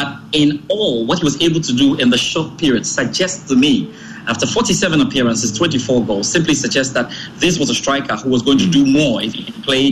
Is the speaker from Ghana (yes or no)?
yes; Ghana; I'm a Ghanaian